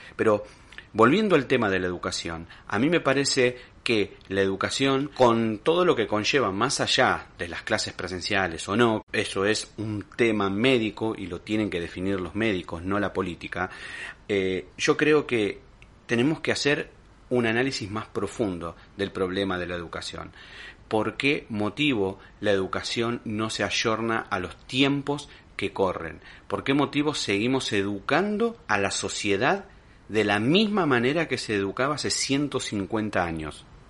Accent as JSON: {"language": "Spanish", "country": "Argentina", "said": "como pueblo argentino"}